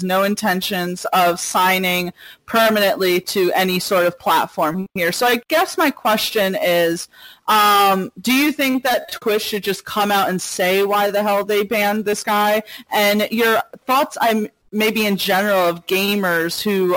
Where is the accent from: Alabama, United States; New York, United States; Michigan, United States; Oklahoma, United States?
New York, United States; Yonkers; I'm used to people teasing me about my accent. I say, like, I'm from Yonkers, and people would be like, Yonkers or Yonkers?